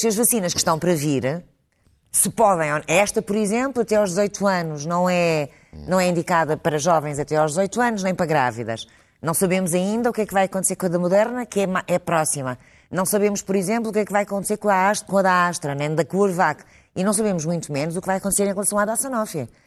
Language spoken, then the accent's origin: Portuguese; Portugal; nós temos que nos orgulhar todos como portugueses